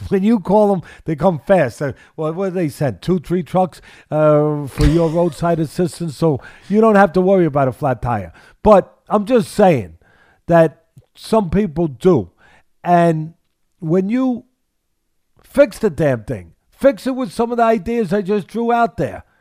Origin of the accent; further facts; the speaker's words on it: Missouri, United States; There it is, Missouri. All right, so I, I'm I'm from Missouri.